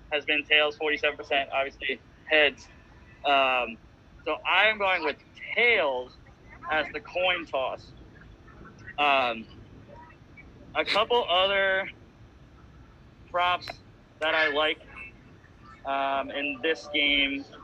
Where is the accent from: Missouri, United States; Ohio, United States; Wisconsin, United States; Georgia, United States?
Missouri, United States; I'm from Missouri.